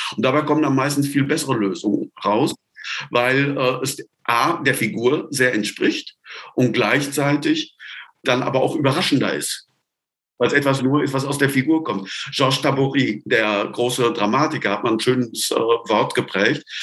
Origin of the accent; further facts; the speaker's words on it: Sauerland, North Rhine-Westphalia, Germany; moved away as an adult; now in Tübingen, Germany; Geboren im Sauerland, wo Misthaufen qualmen, da gibt es keine Palmen.